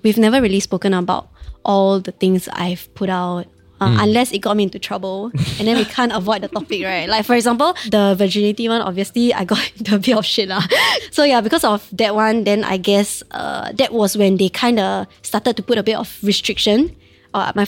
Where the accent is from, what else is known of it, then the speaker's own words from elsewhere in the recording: Singapore; I was from Damai Secondary